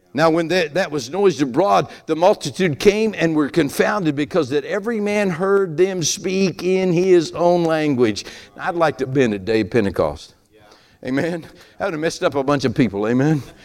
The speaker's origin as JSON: {"language": "English", "region": "Appalachia", "country": "United States", "accent": "hillbilly", "said": "that's my hillbilly accent"}